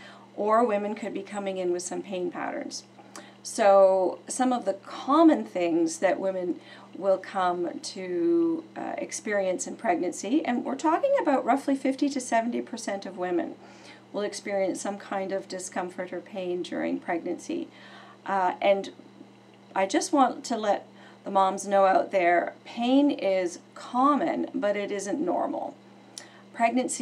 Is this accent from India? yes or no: no; Oakville, Ontario, Canada; I have been in chiropractic for 27 years in my hometown of Oakville, Ontario.